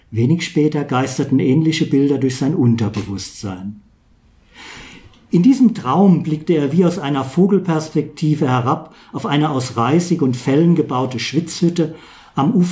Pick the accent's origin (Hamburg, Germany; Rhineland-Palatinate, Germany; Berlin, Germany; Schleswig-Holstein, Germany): Rhineland-Palatinate, Germany; Zweibrücken; born there; Einmal, ich bin Kurpfälzer, geboren in Zweibrücken.